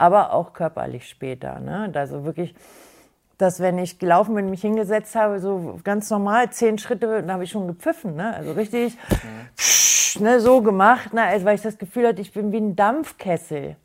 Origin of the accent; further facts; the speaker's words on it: Garbsen, Lower Saxony, Germany; komme aus Hannover-Garbsen